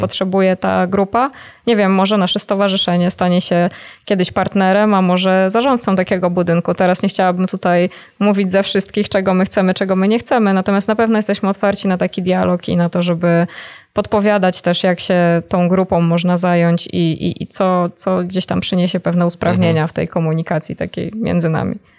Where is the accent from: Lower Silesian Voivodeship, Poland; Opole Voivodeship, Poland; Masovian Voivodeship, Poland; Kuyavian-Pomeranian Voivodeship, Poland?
Masovian Voivodeship, Poland; Warsaw; ja jestem na przykład z Warszawy